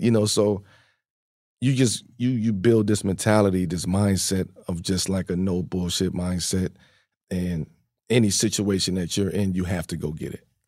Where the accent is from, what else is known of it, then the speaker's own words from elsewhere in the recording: Baltimore, Maryland, United States; also born or lived in Red Hook, Brooklyn, New York; growing up in Baltimore, Red Hook